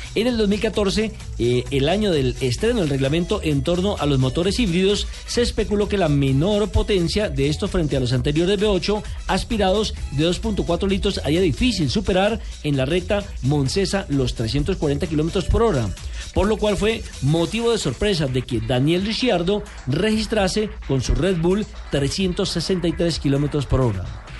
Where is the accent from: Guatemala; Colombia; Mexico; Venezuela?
Colombia; como colombiano